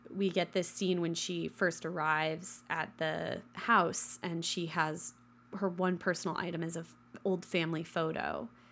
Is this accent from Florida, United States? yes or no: no; western Kansas, United States; the first one that got built in my hometown